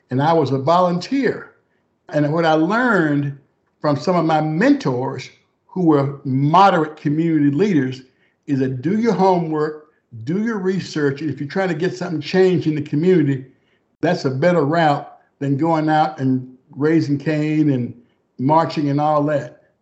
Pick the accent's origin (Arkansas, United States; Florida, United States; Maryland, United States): Arkansas, United States; Texarkana; moved away as an adult; was born in Texarkana, Arkansas, on a farm that my great grandfather bought for about nine dollars and ninety cents an acre, a 300, 300 acre farm. And uh, I grew up on that farm.